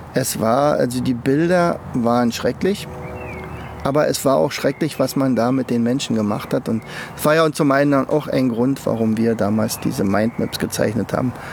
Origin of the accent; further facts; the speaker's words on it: Germany; ich komme ja aus der DDR